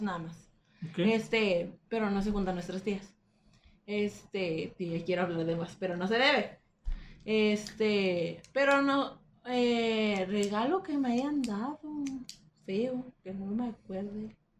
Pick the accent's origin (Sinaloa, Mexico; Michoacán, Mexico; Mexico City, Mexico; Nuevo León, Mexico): Nuevo León, Mexico; Monterrey; Somos de Monterrey.